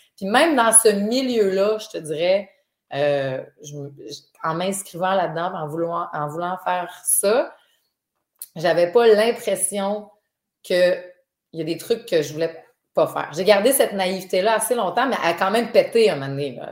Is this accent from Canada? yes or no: yes; Dolbeau-Mistassini, Quebec, Canada; moved away; je viens de Dolbeau, là, je viens, de loin